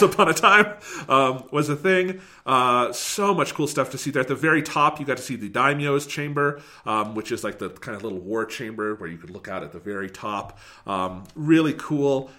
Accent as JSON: {"language": "English", "country": "United States", "said": "as an American"}